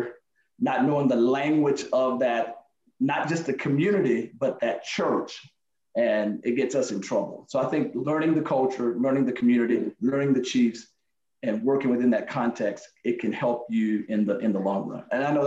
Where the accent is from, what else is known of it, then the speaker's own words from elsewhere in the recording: Alabama, United States; now in Fayetteville, United States; when I was growing up in Alabama